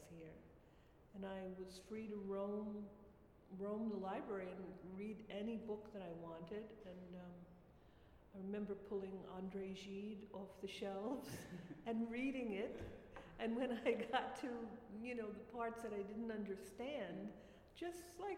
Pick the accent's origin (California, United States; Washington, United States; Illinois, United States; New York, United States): New York, United States; New York City; moved away as an adult; also born or lived in Orangeburg, Rockland County, New York; I lived here from when I was a baby until 18, and then I moved away. And I've just come back 3 years ago.